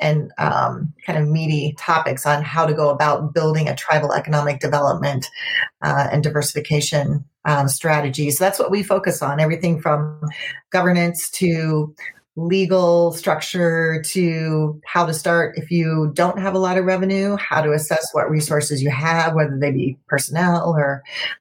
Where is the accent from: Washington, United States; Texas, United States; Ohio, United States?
Ohio, United States; moved away as an adult; also born or lived in Alaska / Guam / Pacific Northwest; now in Grand Rapids, United States; I was born and raised in Ohio.